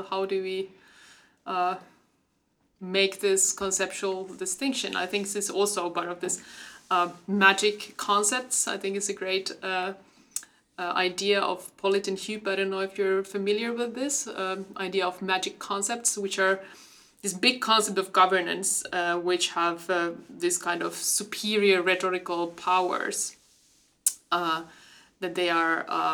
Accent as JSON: {"language": "English", "country": "Finland", "said": "I come from Finland"}